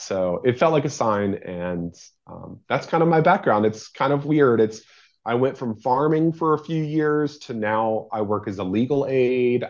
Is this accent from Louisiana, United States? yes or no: no; St. Albans, West Virginia, United States; moved away as an adult; now in Wheeling, United States; I'm from Saint Albans, West Virginia